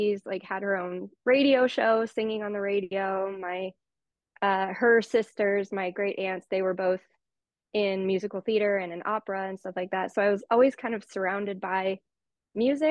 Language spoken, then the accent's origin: English; Los Angeles, California, United States; I grew up in LA in the San Fernando Valley, born and raised in the San Fernando Valley